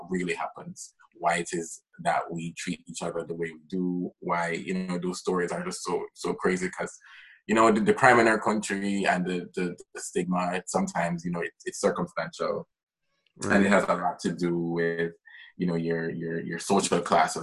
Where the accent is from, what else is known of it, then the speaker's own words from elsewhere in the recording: Jamaica; I am Jamaican. I live in Jamaica